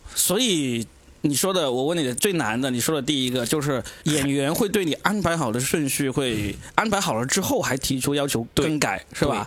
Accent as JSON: {"language": "Chinese", "region": "Anhui", "country": "China", "moved": "yes", "lives_now": "Shanghai, China", "said": "来自上海啊，那我是个安徽人啊"}